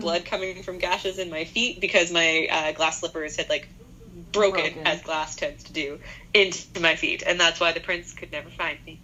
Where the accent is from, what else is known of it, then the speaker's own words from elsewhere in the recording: Winnipeg, Manitoba, Canada; growing up in Winnipeg, you're guaranteed, absolutely 100% guaranteed, it will snow on Halloween